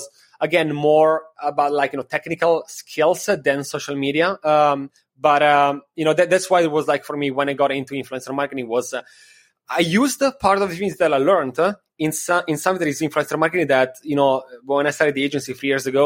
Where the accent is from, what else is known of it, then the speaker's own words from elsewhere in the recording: Milan, Lombardy, Italy; moved away as an adult; also born or lived in Copenhagen, Denmark / Miami Beach, United States; now in New York, United States; Before, I was living in Milano in Italy. That is my city